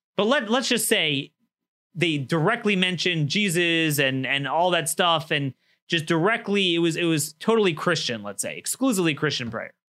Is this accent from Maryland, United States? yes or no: yes; Maryland, United States; Maryland, my home state